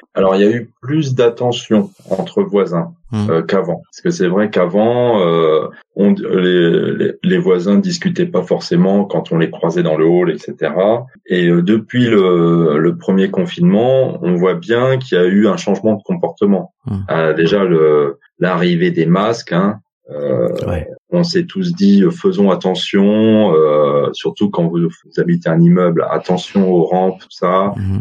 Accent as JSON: {"language": "French", "town": "Montreuil", "region": "Île-de-France", "country": "France", "tie": "born or raised there", "also_born_or_lived": "Paris", "said": "je suis né à Paris et j'ai grandi à Montreuil"}